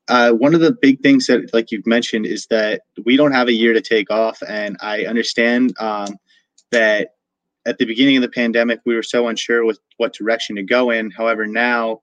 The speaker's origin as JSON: {"language": "English", "town": "Sykesville", "region": "Maryland", "country": "United States", "tie": "born or raised there", "said": "my hometown, Sykesville, Maryland."}